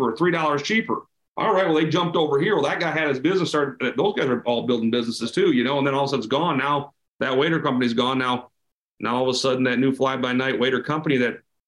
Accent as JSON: {"language": "English", "region": "South Dakota", "country": "United States", "tie": "born or raised there", "said": "I was born and raised in South Dakota, right? I'm a farm kid here."}